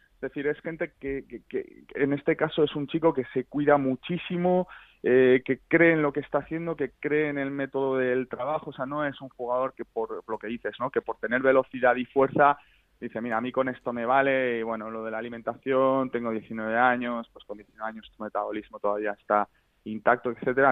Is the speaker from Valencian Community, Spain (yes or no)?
no; San Sebastián, Basque Country, Spain; now in Oslo, Norway; Yo soy de San Sebastián, pero ahora